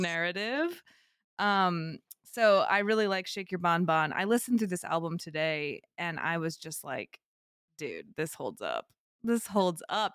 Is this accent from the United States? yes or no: yes; United States; in the United States, we're so English centric